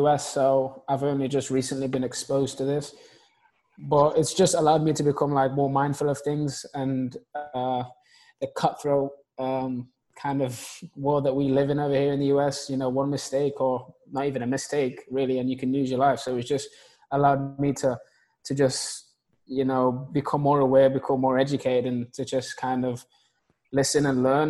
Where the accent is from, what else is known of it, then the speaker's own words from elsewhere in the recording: England, United Kingdom; now in Atlanta, United States; growing up in England, like the neighborhood that I was from, a council estate